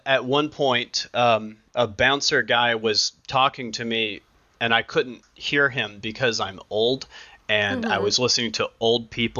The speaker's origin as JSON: {"language": "English", "region": "the South", "country": "United States", "moved": "yes", "lives_now": "Seattle, United States", "said": "I'm from the South."}